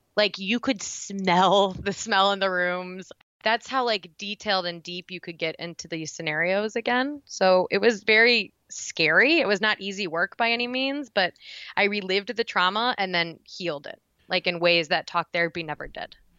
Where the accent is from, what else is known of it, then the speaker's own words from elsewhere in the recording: Indiana, United States; now in Frankfort, Illinois, United States; So I'm originally from Indiana, but I now live in Frankfort, Illinois